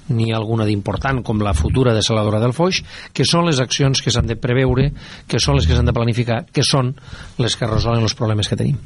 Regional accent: Terres de l'Ebre, Catalonia, Spain; jo com a ebrenc

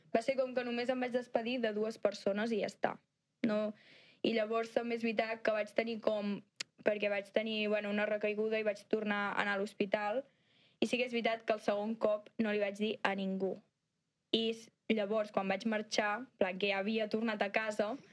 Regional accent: Santa Coloma, Catalonia, Spain; soc de Santa Coloma

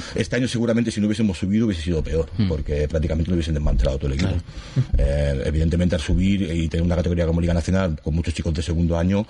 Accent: Gavà, Catalonia, Spain; yo soy gabanés, yo nacido aquí, yo soy del Gabá

